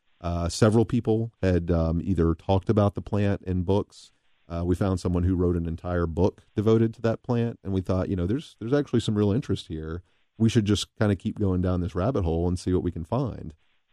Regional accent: Tennessee, United States; moved away as an adult; now in Cincinnati, United States; I was born and raised in Tennessee, where my dad and mom still live.

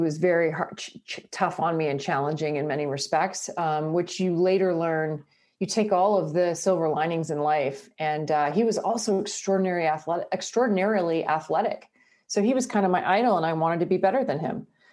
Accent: Brockville, Ontario, Canada; moved away; My hometown was, uh, called Brockville with twenty-one thousand people.

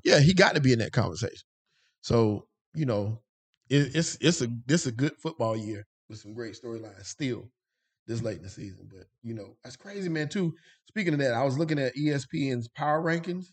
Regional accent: Rock Hill, South Carolina, United States; South Carolina, Rock Hill, South Carolina's finest. I keep saying that 'cause my hometown is on the map

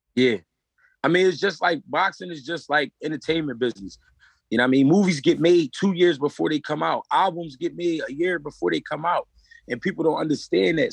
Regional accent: Philadelphia, Pennsylvania, United States; I'm from Philly, I only fought in Philly two times

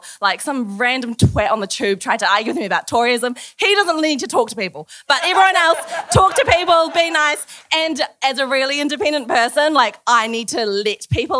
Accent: New Zealand; moved away as an adult; now in London, United Kingdom; Next Sunday is 6 months of me living in London. I moved here from New Zealand.

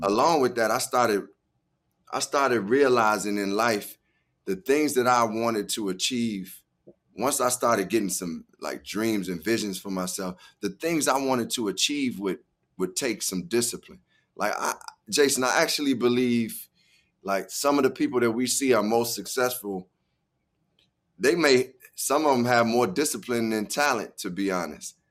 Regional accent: Chicago, Illinois, United States; growing up in Chicago

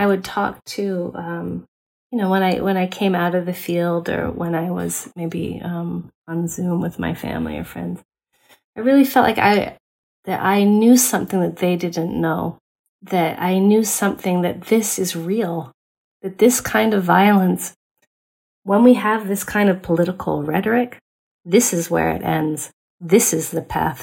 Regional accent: United States; as an American anthropologist

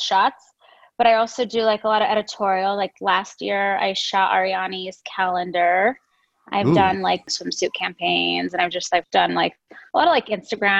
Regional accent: Denver, Colorado, United States; moved away as an adult; now in Los Angeles, United States; I'm from Denver, Colorado, the mountains. Well, not the mountains, but the Mile High City. And I moved to Los Angeles about 10 years ago, too, 2008. So a little over 10 years ago.

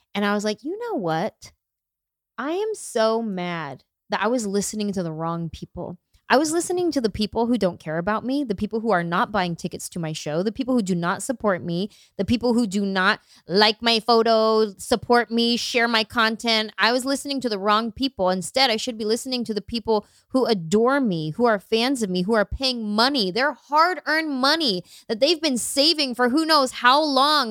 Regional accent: San Jose, California, United States; I grew up in San Jose, it's a huge Vietnamese population in San Jose

